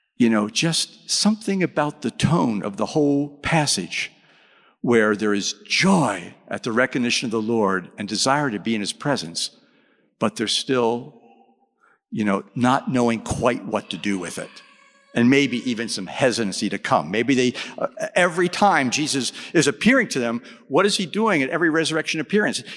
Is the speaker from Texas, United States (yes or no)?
yes; Texas, United States; I'm from Texas.